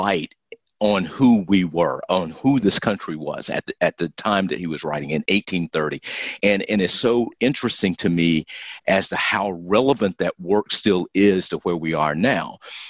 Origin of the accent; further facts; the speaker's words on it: United States; as an American historian